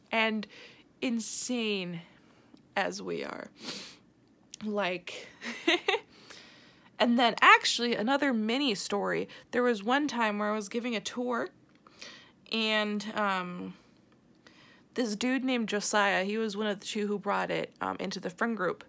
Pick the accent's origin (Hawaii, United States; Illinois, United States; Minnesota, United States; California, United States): Minnesota, United States; St. Paul; moved away as an adult; now in River Falls, United States; I am from St. Paul, Minnesota